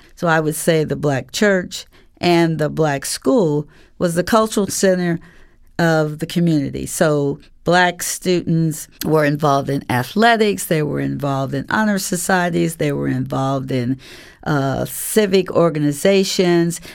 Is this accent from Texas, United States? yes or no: no; Columbus, Ohio, United States; As a student, I always went to integrated schools because I'm from Columbus, Ohio